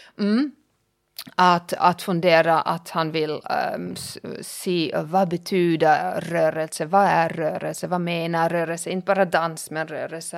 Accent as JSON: {"language": "Swedish", "country": "Germany", "also_born_or_lived": "Finland", "first_language": "German", "second_language": "Swedish", "moved": "as an adult", "lives_now": "Pargas, Finland", "said": "jag är tysk"}